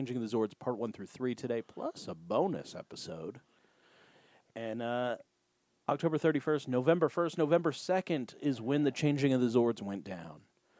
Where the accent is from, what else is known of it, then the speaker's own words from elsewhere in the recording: Australia; I can't be here. I'm from Australia. I'm not used to this much whipped cream in all of my food.